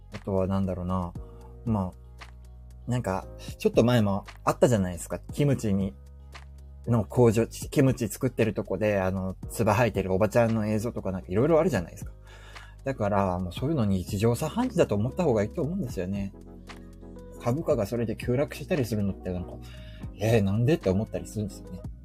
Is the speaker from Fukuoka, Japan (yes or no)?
yes; Fukuoka, Japan; 我が地元福岡